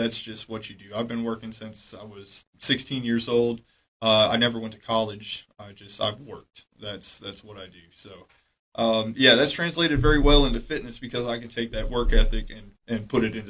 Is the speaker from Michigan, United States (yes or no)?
yes; Michigan, United States; moved away as an adult; now in Cookeville, United States; I came here from Michigan